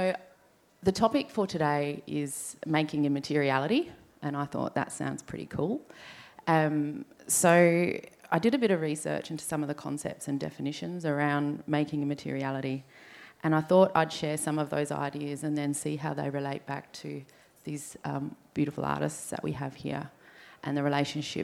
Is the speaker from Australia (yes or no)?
yes; Adelaide, South Australia, Australia; So we grew up here on Kaurna country.